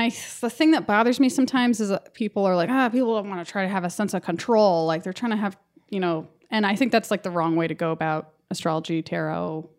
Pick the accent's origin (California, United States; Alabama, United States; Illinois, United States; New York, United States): California, United States; Los Angeles; accent: valley girl; also born or lived in Kentucky / Chicago; I grew up in the valley, so I'm like a valley girl